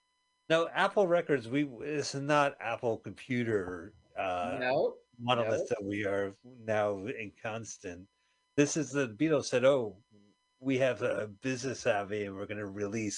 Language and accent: English; London, United Kingdom; I was born in London, England in 1968.